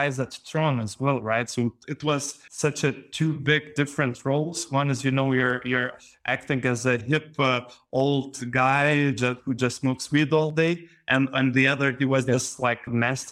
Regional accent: Panevėžys, Panevėžys County, Lithuania; I'm from Lithuania, and I was living in this northern town of Panevėžys.

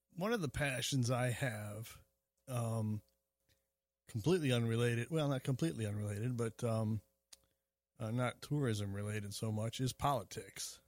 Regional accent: Springfield, Illinois, United States; I was born in Springfield, Illinois

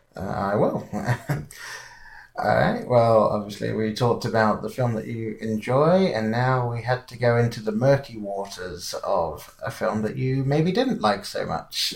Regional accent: England, United Kingdom; being English, I grew up with Wallace and Gromit

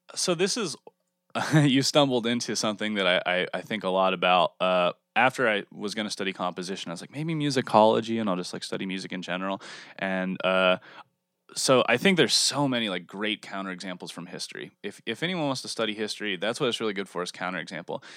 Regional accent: Texas, United States; also born or lived in California / Wisconsin; now in Pittsburgh, United States; I was born in California, grew up in Texas, lived in Wisconsin for a little while, and now I'm back here

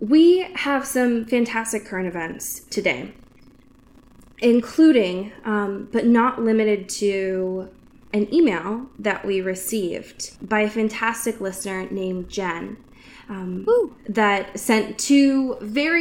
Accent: Pacific Northwest, United States; I grew up in the Pacific Northwest my whole life

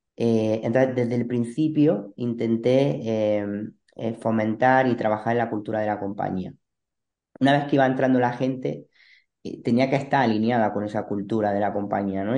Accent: Granada, Andalusia, Spain; moved away as an adult; now in Almería, Spain; Soy de Granada

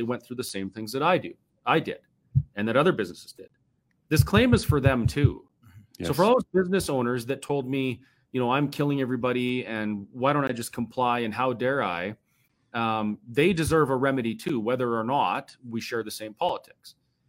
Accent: Canada; Now, I went to jail because I held a protest anyway because I'm a Canadian, and gosh dang it, if I want to protest, I'll protest.

